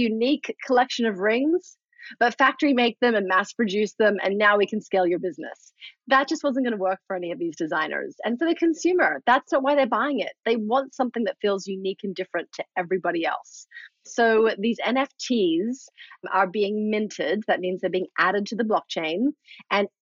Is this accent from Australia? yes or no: yes; Australia; moved away; I'm from Australia originally.